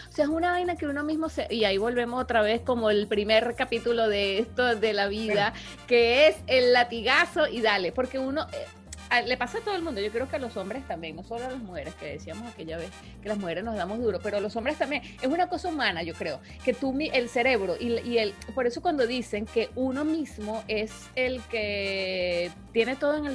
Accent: Villa de Cura, Aragua, Venezuela

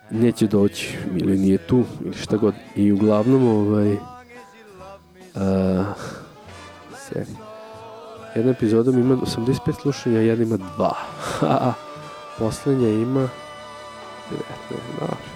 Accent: Serbia; kao Srbin koji priča engleski.

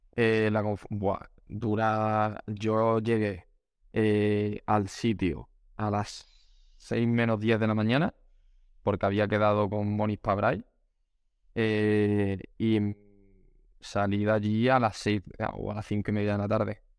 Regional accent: Málaga, Andalusia, Spain; yo que soy de Málaga

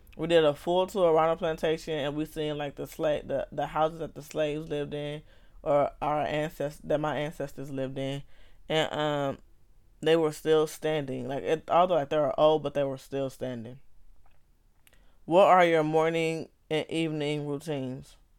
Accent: Los Angeles, California, United States; I grew up in Los Angeles, California

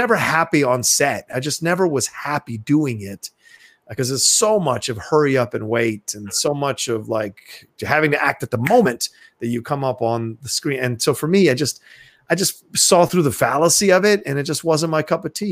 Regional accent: Dale City, Virginia, United States; also born or lived in Philadelphia, Pennsylvania; I was only there for like a year and then we moved, to Virginia/DC. And that's where I really call home is, Virginia, DC, even though I still feel like a city boy. I did grow up in the kind of a suburban, area.

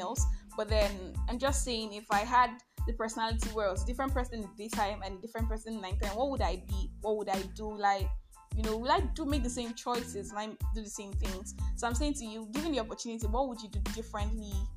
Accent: Nigeria; I'm Nigerian.

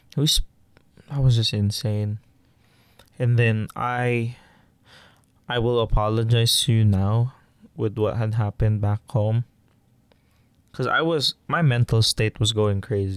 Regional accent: Philippines; moved away; I'm Filipino and I grew up with it

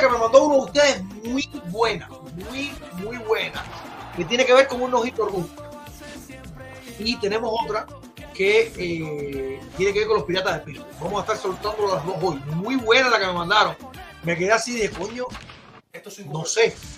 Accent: Cuba; moved away; also born or lived in Güira de Melena; Yo estudié en Guira Melena. Estudié mi primer año de pre en Maía Rodríguez y el 11 y 12 en Batalla de Acucho

